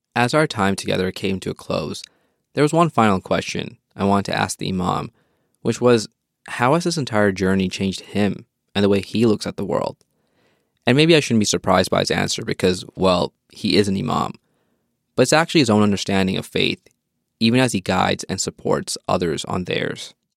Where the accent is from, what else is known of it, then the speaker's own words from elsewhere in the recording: Edmonton, Alberta, Canada; moved away as an adult; now in Calgary, Canada; I was living in Edmonton, my hometown